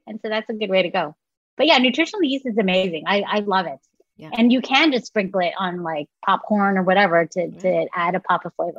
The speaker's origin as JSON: {"language": "English", "area": "San Francisco Bay Area", "region": "California", "country": "United States", "tie": "born or raised there", "said": "growing up in the San Francisco Bay Area"}